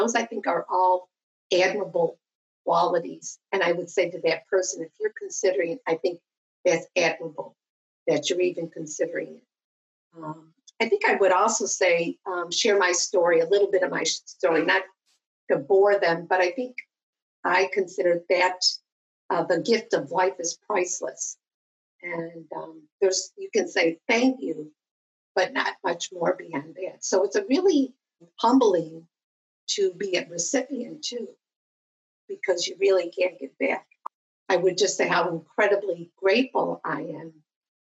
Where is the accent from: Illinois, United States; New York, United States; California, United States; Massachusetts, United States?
New York, United States; Western; I'm from Western New York. I was born and raised here.